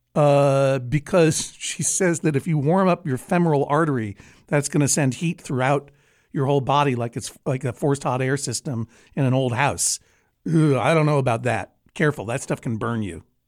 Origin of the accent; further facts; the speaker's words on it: Brookline, Massachusetts, United States; I was growing up in Brookline, Massachusetts